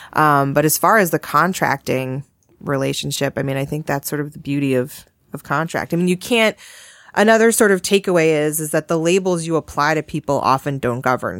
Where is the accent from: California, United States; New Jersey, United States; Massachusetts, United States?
Massachusetts, United States; now in Connecticut, United States; I grew up in Massachusetts